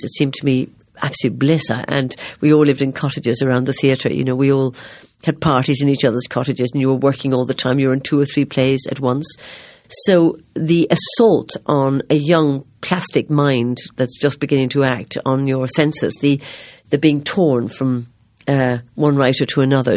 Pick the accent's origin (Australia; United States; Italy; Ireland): Ireland; I am Irish